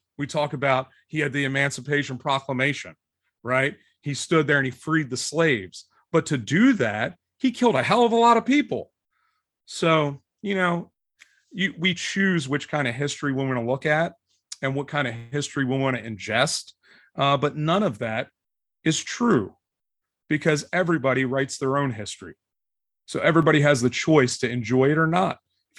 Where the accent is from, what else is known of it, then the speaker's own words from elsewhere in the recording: right outside of Philadelphia, Pennsylvania, United States; now in Cincinnati, United States; I grew up right outside of Philadelphia.